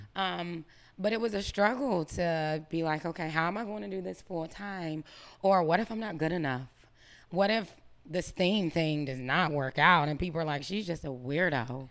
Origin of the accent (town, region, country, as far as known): Greenville, United States; moved away as an adult; also born or lived in Atlanta